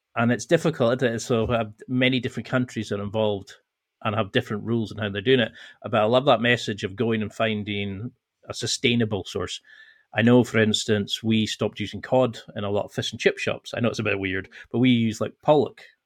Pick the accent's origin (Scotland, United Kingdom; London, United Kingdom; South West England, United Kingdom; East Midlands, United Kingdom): Scotland, United Kingdom; the Highlands; I'm originally from the Highlands in Scotland